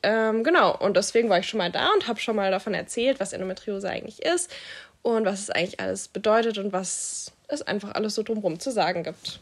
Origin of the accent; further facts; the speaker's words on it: Stuttgart, Baden-Württemberg, Germany; ich komme ja aus Stuttgart